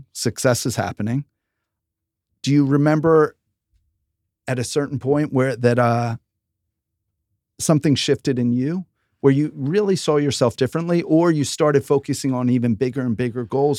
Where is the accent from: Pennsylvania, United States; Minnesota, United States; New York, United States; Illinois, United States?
Pennsylvania, United States; because we grew up outside of Philadelphia, which are some of the most beautiful suburbs.